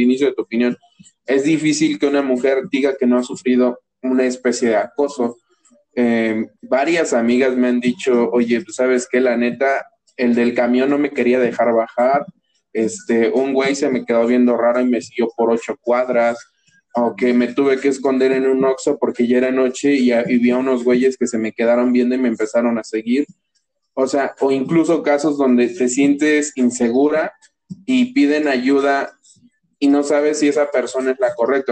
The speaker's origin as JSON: {"language": "Spanish", "town": "Toluca", "region": "State of Mexico", "country": "Mexico", "tie": "born or raised there", "said": "yo nací aquí en Toluca"}